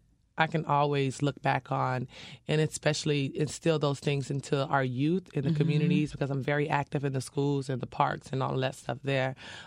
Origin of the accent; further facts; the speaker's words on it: Dania Beach, Florida, United States; I was born and raised in the city of Dania Beach.